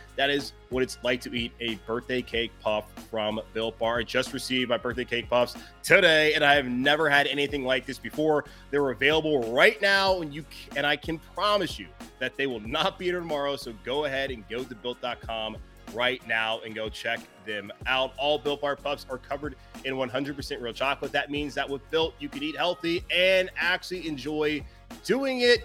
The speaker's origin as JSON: {"language": "English", "town": "Charlotte", "region": "North Carolina", "country": "United States", "tie": "born or raised there", "said": "my hometown of Charlotte"}